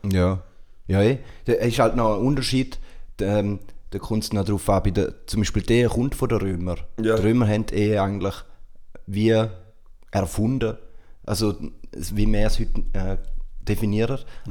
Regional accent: Switzerland; bei uns in der Schweiz

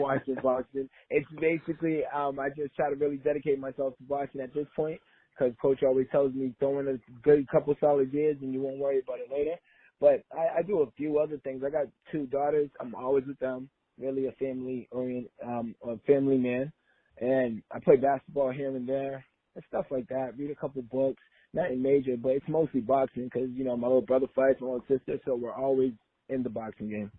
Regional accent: Lynn, Massachusetts, United States; now in Los Angeles, United States; I grew up in Lynn, Massachusetts.

